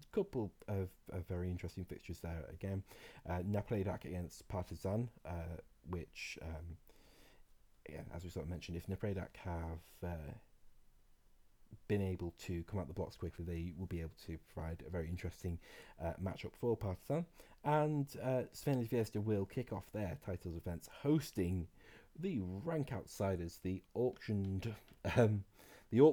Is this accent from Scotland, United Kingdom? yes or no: yes; Scot, Scotland, United Kingdom; as a Scot